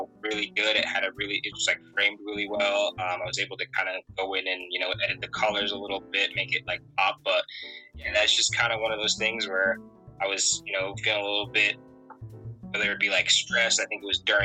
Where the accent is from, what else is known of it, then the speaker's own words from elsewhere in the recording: Connecticut, United States; moved away as an adult; also born or lived in Florida / Atlanta, Georgia / Boston, Massachusetts; now in Maine, United States; I was born and raised in Connecticut.